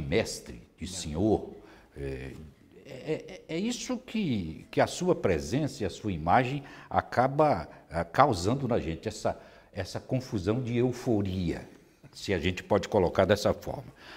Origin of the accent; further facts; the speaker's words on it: Vitória da Conquista, Bahia, Brazil; lá de Vitória da Conquista, de onde eu venho também